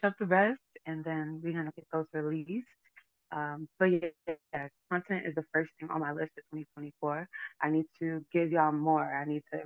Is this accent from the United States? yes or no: yes; New York City, New York, United States; moved away as an adult; now in Florida, United States; growing up in the Bronx